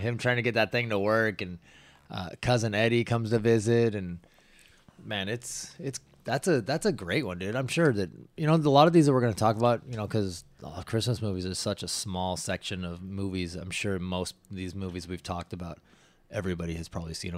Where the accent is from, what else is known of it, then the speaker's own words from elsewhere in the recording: Washington, United States; growing up in Washington. We lived in the foothills, so you would get snow.